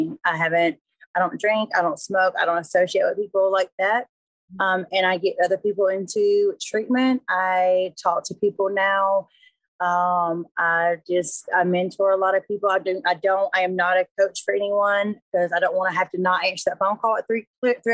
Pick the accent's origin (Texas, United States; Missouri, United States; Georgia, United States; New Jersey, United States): Georgia, United States; Griffin; also born or lived in Hampton, Georgia; I grew up in Hampton, Georgia, Griffin, Georgia. I grew up in like a small town.